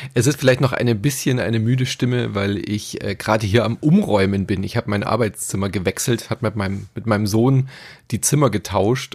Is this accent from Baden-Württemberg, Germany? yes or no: yes; Stuttgart, Baden-Württemberg, Germany; ich bin ja in Stuttgart äh, aufgewachsen